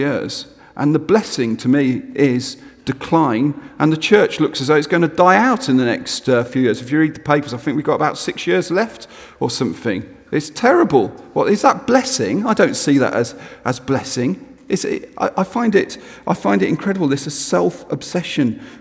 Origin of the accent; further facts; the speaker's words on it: England, United Kingdom; as an English person speaking in Scotland